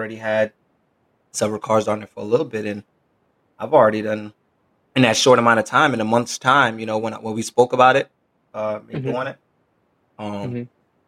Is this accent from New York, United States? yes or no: yes; New York, United States; when I was growing up in New York